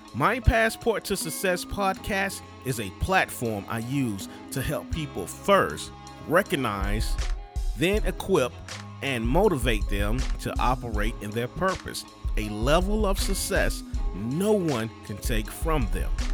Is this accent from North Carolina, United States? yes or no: yes; Durham, North Carolina, United States; I'm originally from Durham